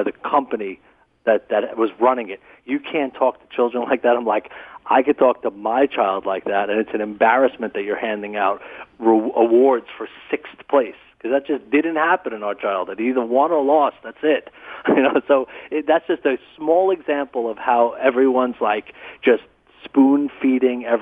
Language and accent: English; New York City, New York, United States; I grew up in Brooklyn, absolutely real, tough, hardcore kind of childhood